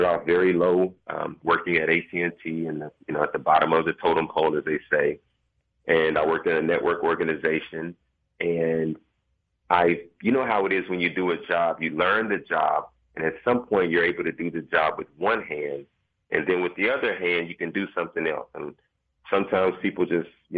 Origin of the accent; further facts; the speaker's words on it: Dallas, Texas, United States; I'm a Dallas native. I grew up, I was born in South Dallas.